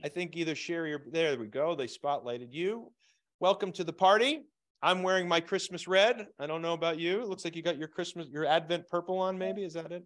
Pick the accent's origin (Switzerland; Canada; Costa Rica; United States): United States; Scranton, Pennsylvania; moved away; also born or lived in Phoenix; I was raised in Scranton, Pennsylvania